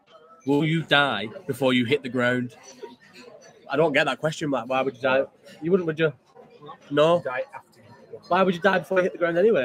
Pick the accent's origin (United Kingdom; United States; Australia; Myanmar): United Kingdom; Scotland; Yeah, damn right, I'm Scottish.